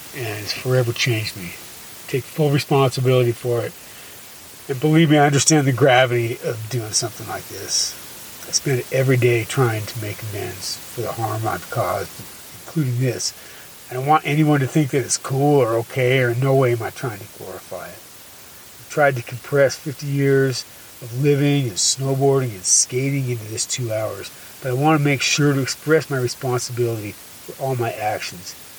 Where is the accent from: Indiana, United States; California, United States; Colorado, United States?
Colorado, United States; Boulder; we grew up right here in Boulder, just on the other side of town